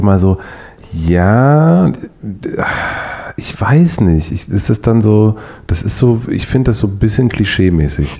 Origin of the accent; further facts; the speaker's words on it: Brandenburg, Germany; moved away; ich komme ja aus Brandenburg